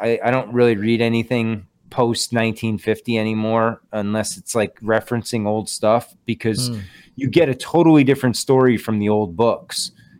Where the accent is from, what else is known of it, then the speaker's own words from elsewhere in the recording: Connecticut, United States; now in Western Massachusetts, United States; I'm in Western Mass. I'm from Western Connecticut originally.